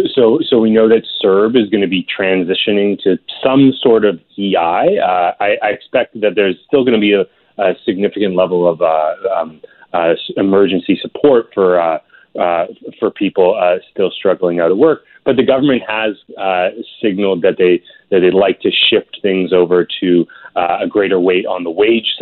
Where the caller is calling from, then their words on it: Ontario, Canada; I'm calling in from Ontario